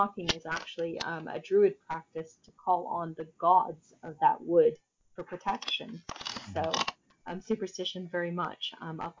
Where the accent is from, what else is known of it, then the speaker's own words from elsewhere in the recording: Northern Kentucky, United States; moved away as an adult; now in North Wales, United Kingdom; ways into spirituality that weren't offered to me growing up in Kentucky